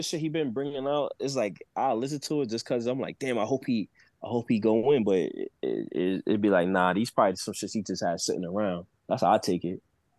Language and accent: English; New Jersey, United States; I ain't from New York. I'm from Jersey.